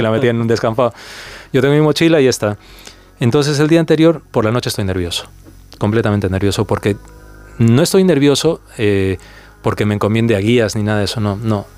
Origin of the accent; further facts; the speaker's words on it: Peru; moved away; yo crecí en el Perú de los 80.